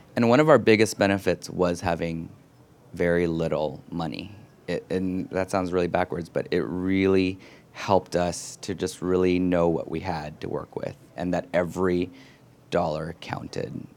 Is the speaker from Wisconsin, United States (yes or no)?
no; San Francisco, California, United States; moved away as an adult; also born or lived in Los Angeles / Berkeley; now in New York, United States; then we moved to Berkeley and the Bay Area and growing up in San Francisco and, you know, ninety-three and on and moving to New York in two thousand